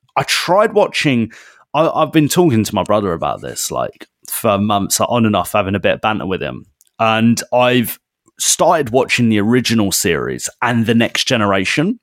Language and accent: English; United Kingdom; we're British